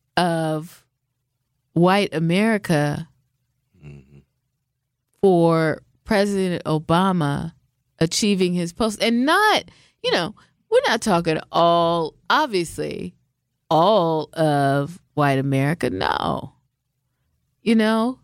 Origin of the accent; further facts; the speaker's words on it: Seattle, Washington, United States; moved away; I'm from the West Coast. I'm from Seattle, mm-hmm. Seattle, Washington